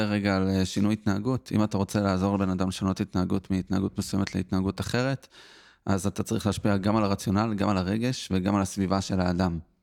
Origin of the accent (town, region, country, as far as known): Petah Tikva, Central District, Israel; born or raised there